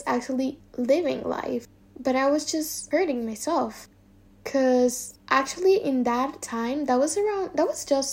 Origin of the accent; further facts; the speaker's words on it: Dominican Republic; moved away as an adult; now in Spain; I'm from Dominican Republic, which is an island in the middle of the Caribbean.